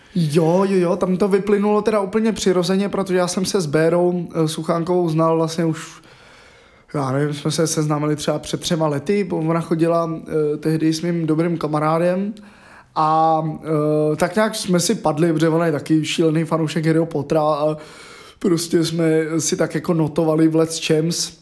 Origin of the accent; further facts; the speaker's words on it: Hradec Králové, Hradec Králové Region, Czechia; od mého rodiště v Hradci Králové